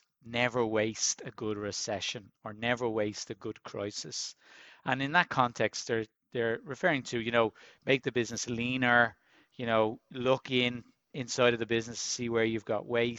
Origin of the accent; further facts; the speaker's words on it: Dublin, Leinster, Ireland; I grew up in Finglas in Dublin, very much a working class area